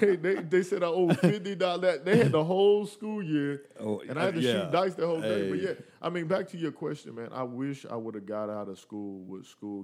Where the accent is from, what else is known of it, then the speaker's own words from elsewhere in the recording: Willow Springs, United States; we're all from Willow Springs. And it wasn't that we were even trying to be popular. Like, what was funny is that we were just a bunch of dudes that were from the same neighborhood